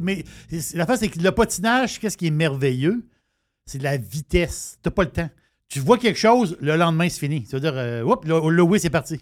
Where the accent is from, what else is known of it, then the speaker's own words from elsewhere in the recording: Canada; je suis Canadien